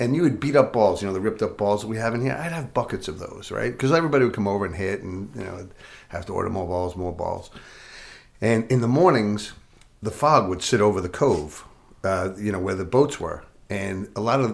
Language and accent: English; Patchogue, New York, United States; I was in the biggest house in Patchogue